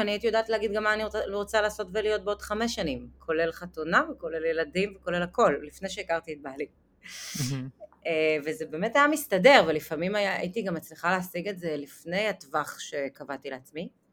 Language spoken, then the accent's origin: Hebrew; Netanya, Central District, Israel; נולדתי בנתניה, למשפחה דתייה